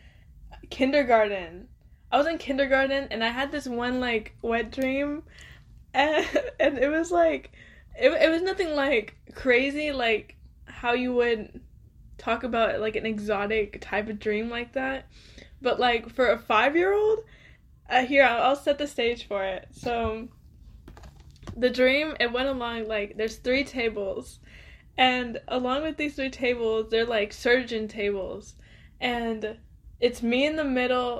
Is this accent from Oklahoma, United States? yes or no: yes; Oklahoma, United States; also born or lived in Arizona / Dallas; I'm from Oklahoma. I was born here. I was raised here.